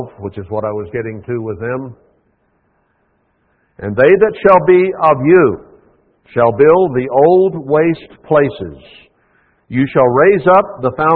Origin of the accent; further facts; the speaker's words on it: United States; as an American in the church here